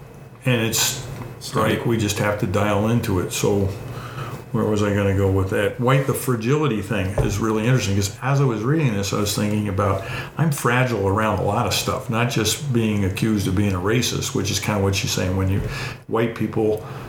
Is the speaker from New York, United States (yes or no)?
yes; Levittown, New York, United States; So I'm growing up in Levittown where it was a potato field. Mr. Levitt built all these houses.